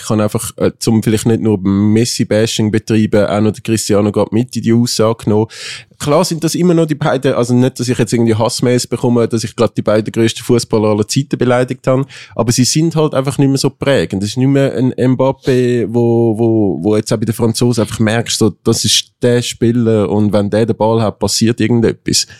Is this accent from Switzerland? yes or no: yes; Switzerland; wir Schweizer